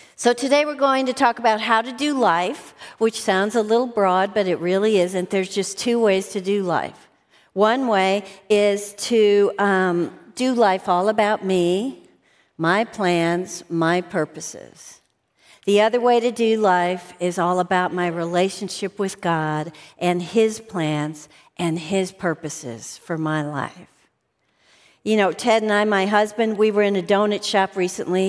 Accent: outside of Chicago, Illinois, United States; I grew up outside of Chicago

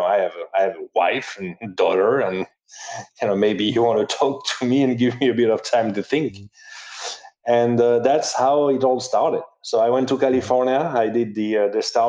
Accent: southern France, France; moved away as an adult; also born or lived in Paris / Jakarta; I was from the south of France

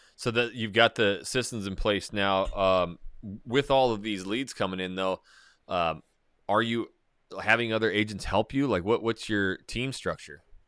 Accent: North Idaho, United States; growing up in North Idaho, small little town, logging mine, now it's blown up

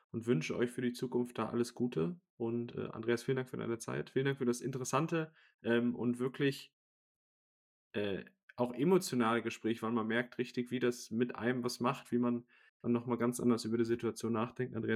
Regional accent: Essen, North Rhine-Westphalia, Germany; ich komme aus der Region Essen

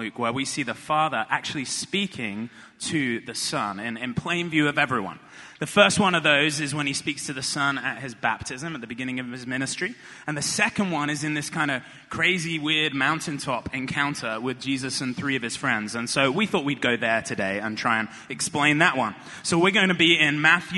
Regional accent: United Kingdom; moved away; I'm British

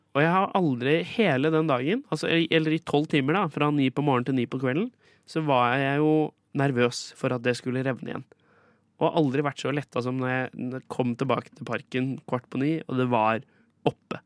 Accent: Skien, Telemark, Norway; moved away; Brekkeparken i Skien, der jeg kommer fra

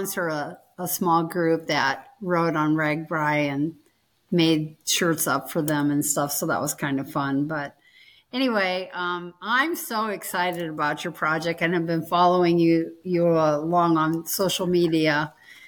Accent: Iowa, United States; I'm born and raised in Iowa. I've lived in Iowa my entire life.

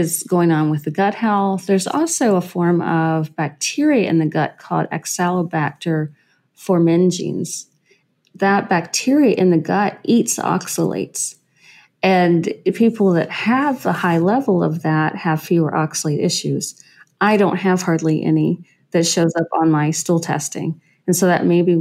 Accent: Western Kentucky, United States; So I'm from Western Kentucky. I grew up way out in the country out there around all the corn and the coyotes and the cows.

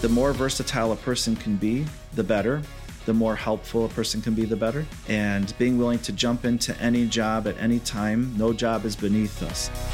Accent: Southfield, Michigan, United States; I was born and raised in Michigan, Southfield area, near Oak Park

